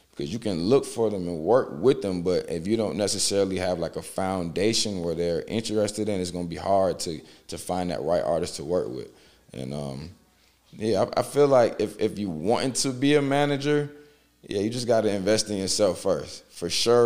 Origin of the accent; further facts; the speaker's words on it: Beaufort, South Carolina, United States; also born or lived in Marietta, Georgia; now in Atlanta, United States; I was born in Beaufort, and then 2 weeks after that, my mom actually moved to Atlanta, to Marietta